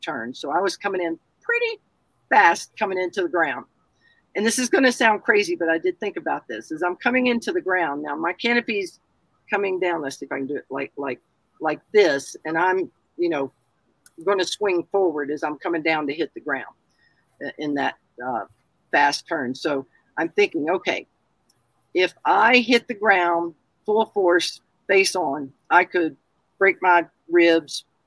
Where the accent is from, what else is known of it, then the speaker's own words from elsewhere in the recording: the South, United States; I'm a Southerner